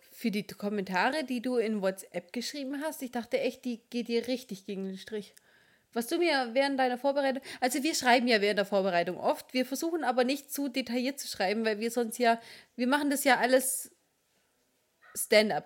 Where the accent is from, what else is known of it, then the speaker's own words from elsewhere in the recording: Swabia, Baden-Württemberg, Germany; Ich bin Schwabe